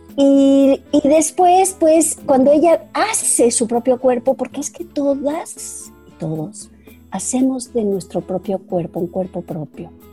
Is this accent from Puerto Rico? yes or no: no; Mexico; tuve la suerte en los 70 de, de volverme jovencita, de, de, entrar a mi adolescencia, cuando en México despertaba y tomaba cancha la segunda ola de feminismo